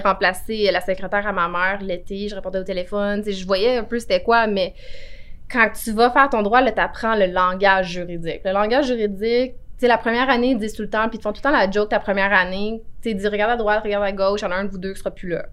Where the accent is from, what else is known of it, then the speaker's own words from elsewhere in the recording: Cantley, Quebec, Canada; also born or lived in Buckingham, Quebec / Montreal; je suis née à Buckingham, Ok. mais je viens de... J'ai été élevée à Cantley